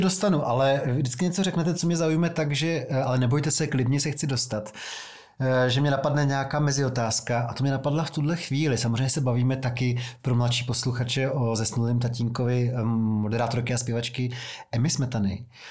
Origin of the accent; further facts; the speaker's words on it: Prague, Czechia; jsem z Vysočan